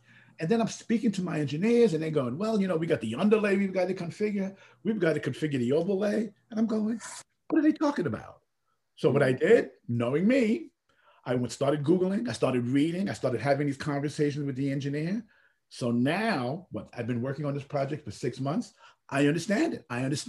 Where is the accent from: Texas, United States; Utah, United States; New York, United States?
New York, United States; Bronx; if I can do this and I'm from the Bronx, you can